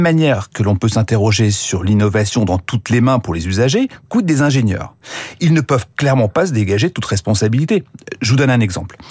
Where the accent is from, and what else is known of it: France